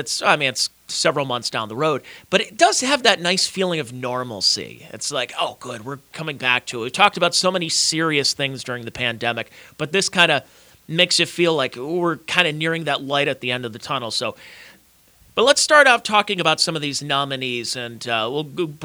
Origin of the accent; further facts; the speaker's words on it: Cleveland, Ohio, United States; And why Cleveland, Ohio? The town that I guess I consider my hometown.